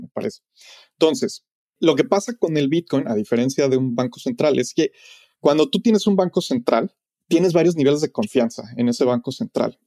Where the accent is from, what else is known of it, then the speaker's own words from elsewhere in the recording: Mexico; now in Los Angeles, United States; Yo como mexicano viviendo en Los Ángeles